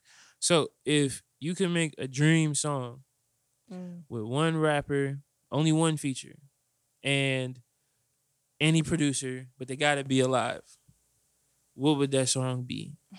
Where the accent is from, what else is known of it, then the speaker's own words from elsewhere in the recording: Indiana, United States; Like, yeah, nigga, I'm from Indiana.